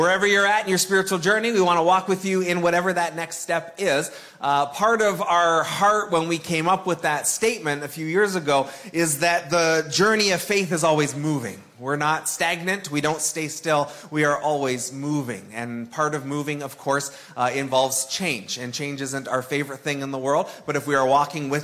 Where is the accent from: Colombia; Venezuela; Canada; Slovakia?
Canada; Toronto, Ontario; moved away; also born or lived in Sudbury; I grew up in the Toronto area